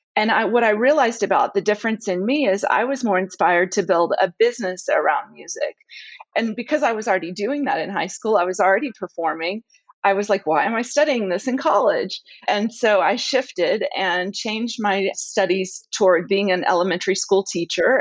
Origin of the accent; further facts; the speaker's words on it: the South, United States; also born or lived in Dallas, Texas / New Orleans; my heritage, I'm from the South